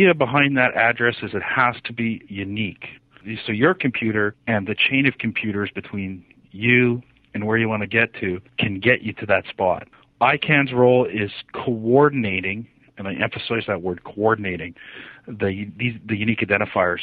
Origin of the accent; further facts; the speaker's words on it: Canada; I'm Canadian